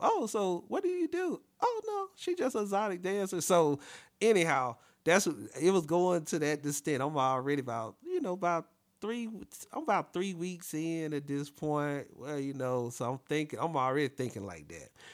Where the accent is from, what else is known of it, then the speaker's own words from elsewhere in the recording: Alabama, United States; I'm from Alabama as well.